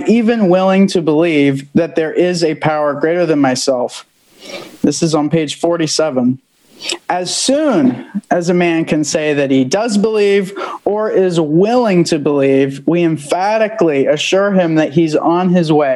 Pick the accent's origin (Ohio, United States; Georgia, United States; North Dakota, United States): Ohio, United States; Central; I'm from Central Ohio.